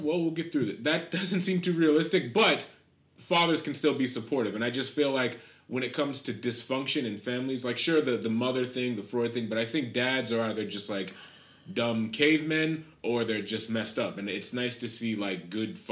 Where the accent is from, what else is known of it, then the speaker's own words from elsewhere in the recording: Amherst, Massachusetts, United States; I'm from New England, and it just kind of reminds me. Just a specific part of New England. I'm from Amherst